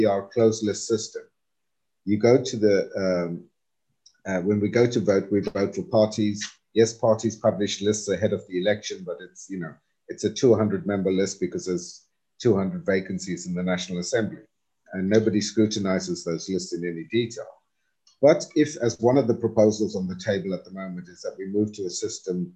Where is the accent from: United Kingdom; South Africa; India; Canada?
South Africa; we, as broader South African society